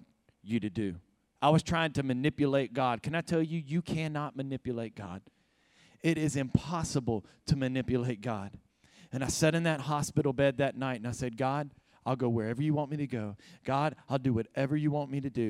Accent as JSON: {"language": "English", "region": "Alabama", "country": "United States", "tie": "born or raised there", "also_born_or_lived": "Savannah, Georgia", "moved": "as an adult", "lives_now": "California, United States", "said": "I'm a Southern boy. I was raised in Alabama."}